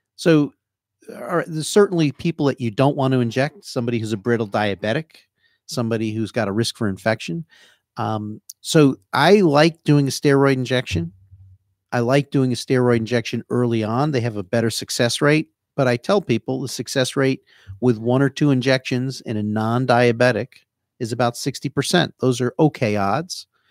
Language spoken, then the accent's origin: English; New Jersey, United States; accent: Jersey; moved away as an adult; also born or lived in Sacramento, California; now in Florida, United States; My Jersey accent